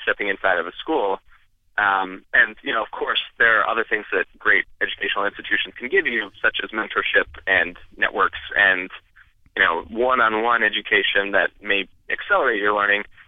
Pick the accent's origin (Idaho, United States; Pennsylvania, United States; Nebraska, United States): Idaho, United States; I grew up in Idaho